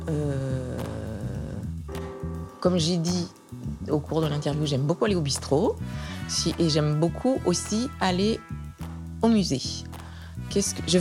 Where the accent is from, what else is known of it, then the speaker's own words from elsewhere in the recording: Provence-Alpes-Côte d'Azur, France; et chez moi, en Provence, il y a des petites collines légères et c'est très agréable.